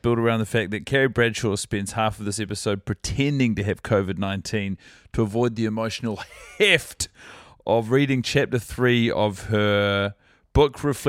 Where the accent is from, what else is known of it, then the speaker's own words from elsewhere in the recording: Christchurch, Canterbury, New Zealand; now in Auckland, New Zealand; I'm from Christchurch, but I'm an Aucklander.